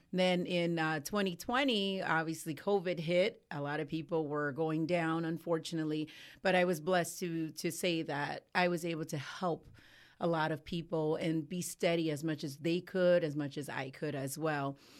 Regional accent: Cleveland, Ohio, United States; moved away as an adult; now in Ocala, United States; I come from Cleveland, Ohio

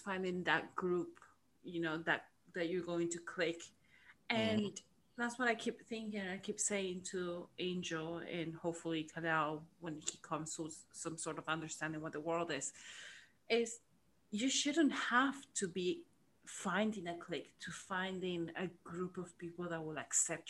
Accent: Miami, Florida, United States; English is a second language; moved away; also born or lived in Argentina; So, as I said before, I grew up in Miami, but I'm originally from Argentina.

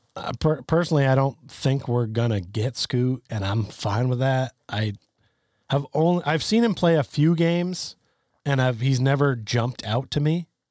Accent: Vermont, United States; I grew up in Vermont, which is even further away

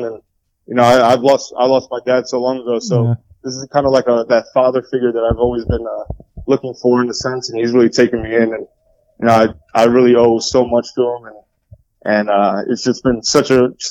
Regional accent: Rockland County, New York, United States; I was from Rockland County

